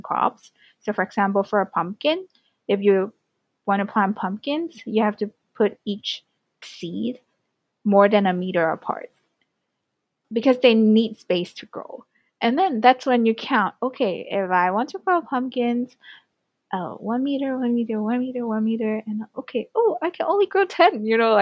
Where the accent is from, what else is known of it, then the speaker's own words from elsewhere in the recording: Hong Kong; growing up in Hong Kong, I'm the only child